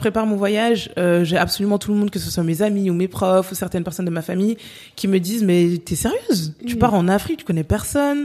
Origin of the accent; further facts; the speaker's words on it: France; je suis née, j'ai grandi en France